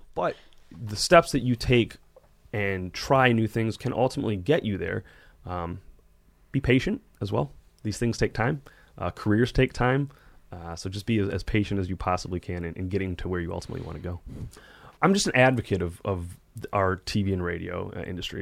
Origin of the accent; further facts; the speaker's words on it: Detroit, Michigan, United States; I grew up in Metro Detroit